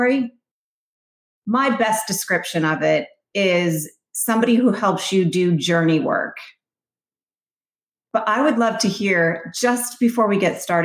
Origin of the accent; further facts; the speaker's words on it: Vermont, United States; I grew up in Vermont, so it was freezing cold.